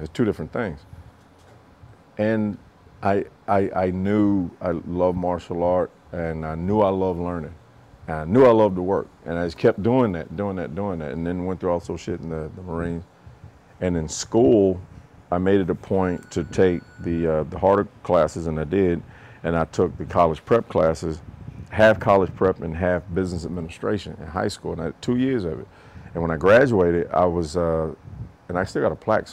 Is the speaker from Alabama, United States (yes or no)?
yes; Camp Hill, Alabama, United States; moved away as an adult; I'm from Camp Hill, Alabama. I know exactly what it's like here